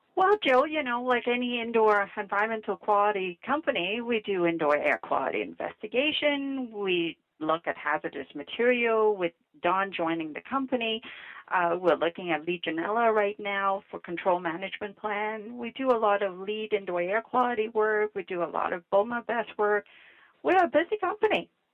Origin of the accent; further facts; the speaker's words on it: Vietnam; English is a second language; also born or lived in Montreal, Canada; now in Ottawa, Canada; I was born in Vietnam